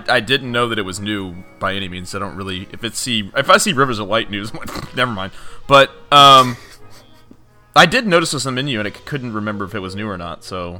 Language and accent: English; Charleston, South Carolina, United States; I'm also from Charleston, South Carolina.